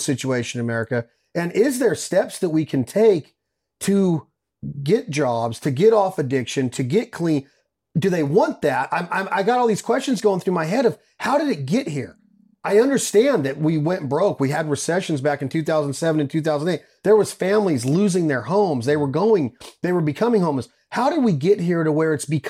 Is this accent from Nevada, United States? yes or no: yes; Reno, Nevada, United States; Reno, Nevada, my hometown